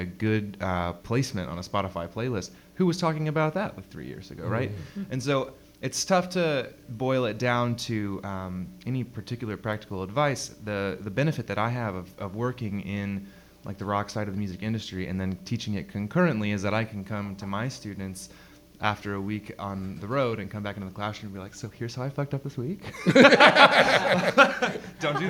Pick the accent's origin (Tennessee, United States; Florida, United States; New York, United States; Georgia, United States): Florida, United States; I grew up in Florida